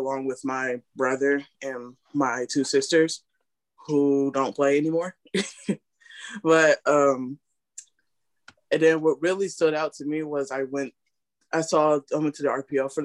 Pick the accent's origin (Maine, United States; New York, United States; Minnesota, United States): New York, United States; Rochester; now in Sodus, United States; now I live in Sodus, New York, but I'm from Rochester, New York